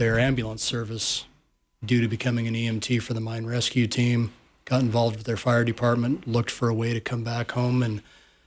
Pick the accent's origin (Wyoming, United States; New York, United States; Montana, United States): Wyoming, United States; Sheridan; also born or lived in South Dakota; I actually grew up in Sheridan, Wyoming, class of 1988, Sheridan Bronc